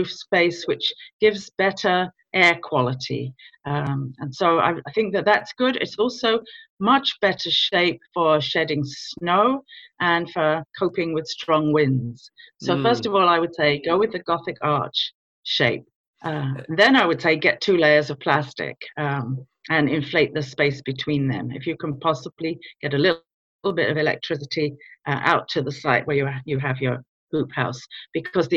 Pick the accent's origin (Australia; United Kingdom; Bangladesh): United Kingdom; London; moved away as an adult; now in Virginia, United States; I was born in London in the UK.